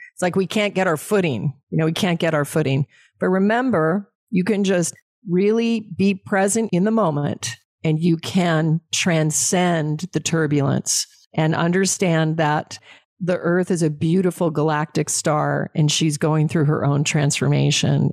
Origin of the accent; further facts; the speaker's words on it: Alaska, United States; I was raised in Alaska on game meet.